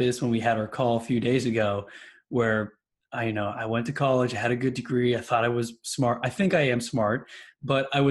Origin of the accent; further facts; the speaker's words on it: Texas, United States; also born or lived in New York; I've been raised in Texas my whole life